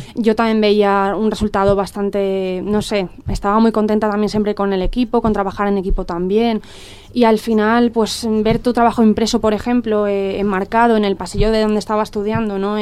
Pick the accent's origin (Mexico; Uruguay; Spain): Spain; Dénia, Valencian Community; moved away as an adult; yo soy de Denia y, cuando, cuando me marcho a Valencia para estudiar una carrera